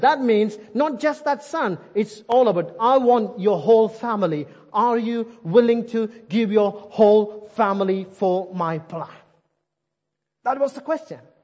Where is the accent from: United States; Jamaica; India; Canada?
India; English is a second language; moved away; I'm Indian